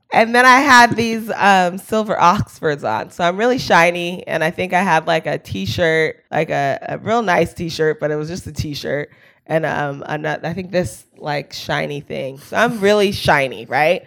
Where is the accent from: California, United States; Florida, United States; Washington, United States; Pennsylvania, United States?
California, United States; Palo Alto; now in Los Angeles, United States; I grew up in Palo Alto, um, which is, like, the tech capital of the world and, um, and the home of Stanford University